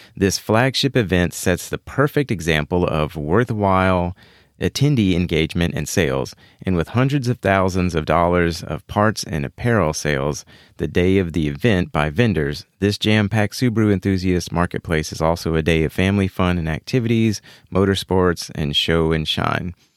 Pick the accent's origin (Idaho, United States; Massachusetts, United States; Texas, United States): Texas, United States; Houston; Right here in Houston, Texas, my hometown